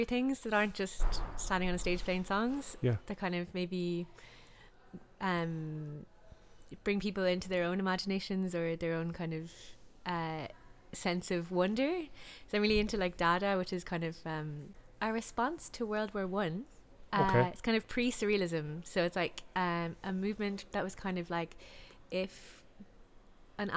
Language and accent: English; Lahinch, Munster, Ireland; I'm from Lahinch